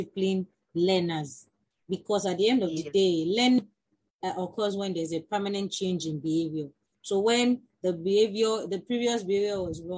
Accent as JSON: {"language": "English", "country": "Nigeria", "tie": "born or raised there", "said": "as teachers born and bred in Nigeria, we grew up in a setting"}